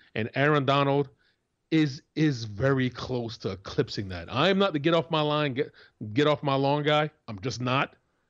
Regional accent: Winter Park, Florida, United States; He's from Apopka, and I'm from Winter Park, Florida.

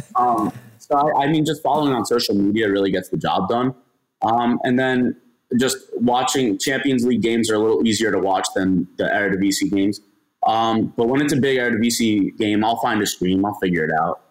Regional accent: just outside of Miami, South Florida, United States; also born or lived in Gainesville, Florida; I'm from South Florida, so just outside of Miami, uh, like 25 minutes north

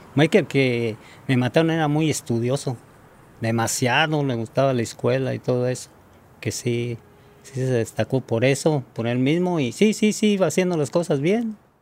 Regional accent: Tarimoro, Guanajuato, Mexico; now in San Francisco, United States; soy mexicano. Vivo en un pueblito que se llama Tarimoro, Guanajuato

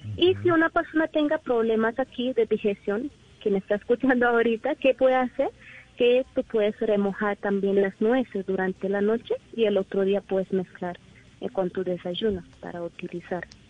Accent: India; Spanish is a second language; moved away as an adult; now in Colombia; yo soy de India.

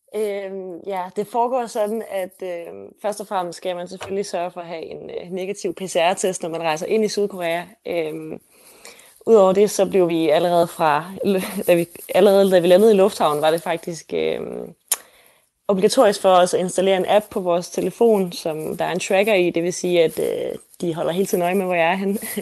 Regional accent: Denmark; moved away as an adult; now in Seoul, South Korea; jeg læser på KEA hjemme i Danmark på brand design

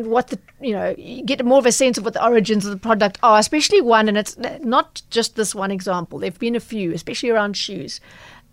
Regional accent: Durban, KwaZulu-Natal, South Africa; I'm from Durban

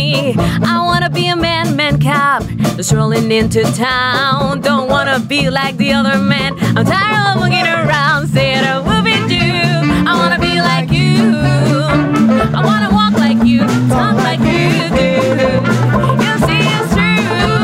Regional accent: Colombia; now in United Arab Emirates; I'm from Colombia.

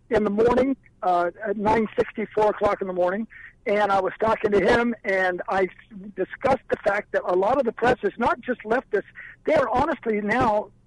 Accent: Grand Canyon, Arizona, United States; born there; I was born in Grand Canyon, Arizona. My dad was friends with Billy Goldwater.

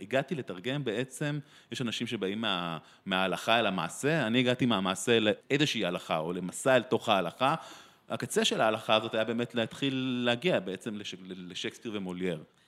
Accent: Israel; born or raised there

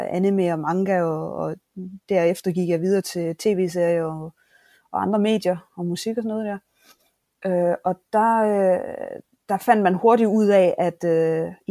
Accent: Southern Denmark, Denmark; Så ja, vi skal... jeg er Fynboer 100%.

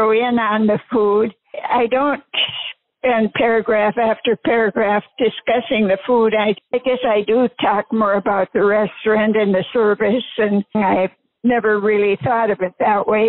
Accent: South Dakota, United States; now in Grand Forks, United States; When I was growing up in South Dakota

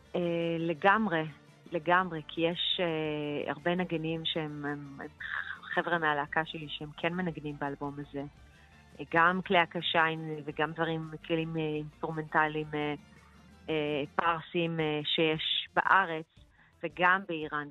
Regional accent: Israel; שבאתי מבית מאוד, אה, איראני, על אף שגדלתי בישראל

